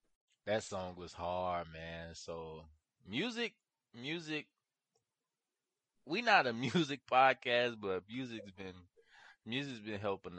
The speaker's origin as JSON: {"language": "English", "region": "New York", "country": "United States", "said": "I'm from New York."}